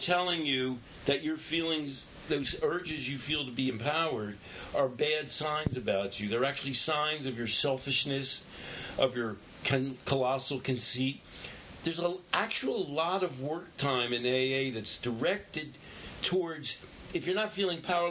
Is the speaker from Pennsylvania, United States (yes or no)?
yes; Philadelphia, Pennsylvania, United States; now in Brooklyn, United States; I grew up in Philadelphia